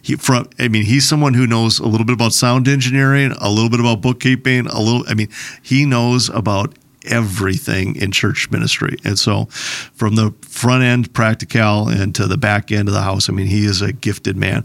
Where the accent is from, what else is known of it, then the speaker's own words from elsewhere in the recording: Plymouth, Minnesota, United States; I grew up in Plymouth, Minnesota